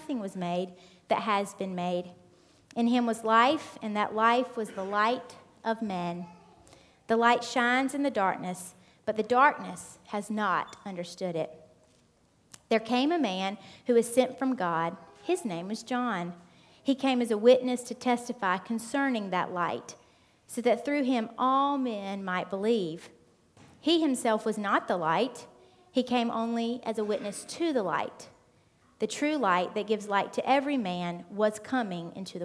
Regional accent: United States; moved away as an adult; now in England; I'm not from around here. I'm from America

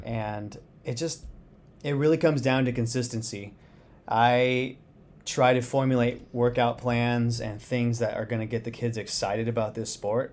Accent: Phoenix, Arizona, United States; moved away as an adult; I grew up in Phoenix, Arizona

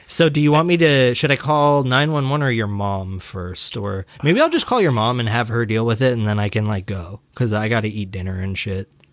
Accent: Scotland, United Kingdom; I'm from Scotland

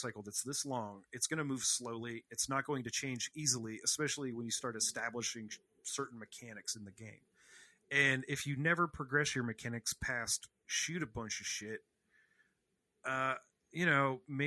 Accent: Rust Belt, United States; I'm like from the Rust Belt.

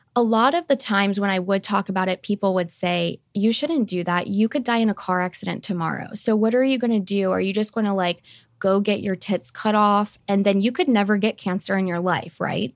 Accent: Fairfield, Ohio, United States; moved away as an adult; now in Scottsdale, United States; I grew up in Fairfield, Ohio

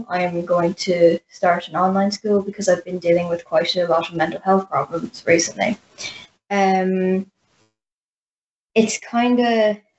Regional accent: Ireland; I'm 14 and I'm from Ireland.

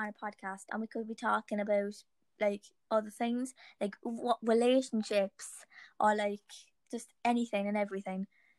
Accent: Cork, Munster, Ireland; because I'm from Cork.

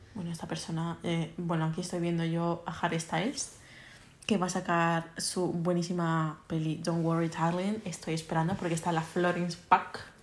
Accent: Mallorca, Balearic Islands, Spain; estamos muy limitados por ser una isla

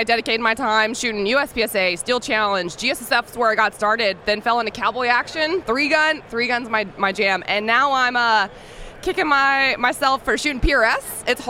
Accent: Pensacola, Florida, United States; now in Knoxville, United States; From Pensacola, and I call it Alabama because it's Alabama.

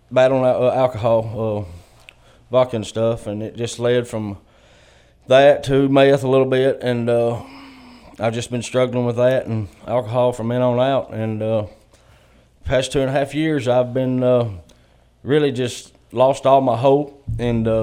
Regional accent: Ramer, Tennessee, United States; I'm from Reimer, Tennessee

